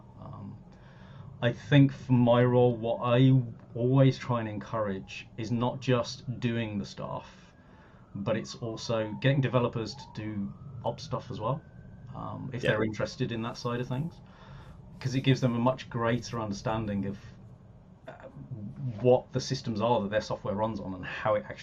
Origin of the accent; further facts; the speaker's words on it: Birmingham, West Midlands, United Kingdom; moved away as an adult; also born or lived in London; I'm from Birmingham originally. I moved down to London when I was 18 to go to university